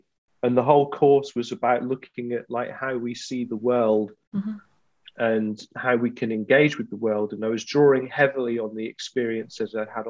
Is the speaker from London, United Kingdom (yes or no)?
no; Glasgow, Scotland, United Kingdom; I'm from Glasgow. It's the kind of thing we take the mickey out of, basically.